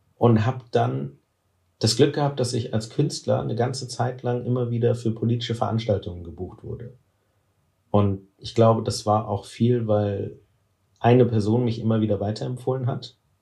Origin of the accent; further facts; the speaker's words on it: Cologne, North Rhine-Westphalia, Germany; ich komme aus Köln